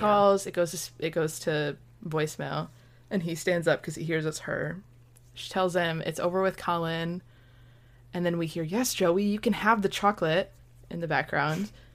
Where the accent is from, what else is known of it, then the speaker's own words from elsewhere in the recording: Michigan, United States; moved away as an adult; now in Florida, United States; I'm from Michigan.